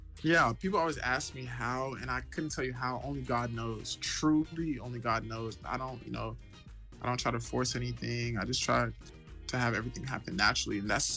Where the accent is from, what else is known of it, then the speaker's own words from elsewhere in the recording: Dallas, Texas, United States; I'm from Dallas. I transferred to the University of Houston.